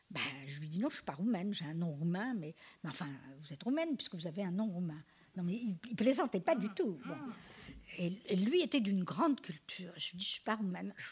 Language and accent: French; France; écoutez, je vais vous embêter, là, mais je suis française.